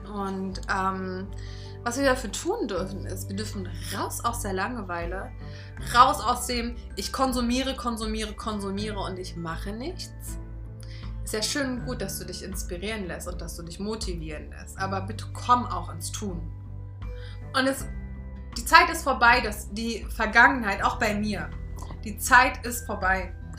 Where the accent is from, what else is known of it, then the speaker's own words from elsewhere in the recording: Berlin, Germany; ich bin halt auch Berlinerin und ich bin hier auf der Straße groß geworden